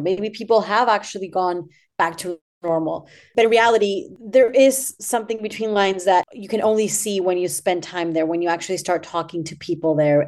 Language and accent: English; Argentina; moved away; I am from Argentina, by the way, so my back home is twelve thousand miles away from where, where I'm at right now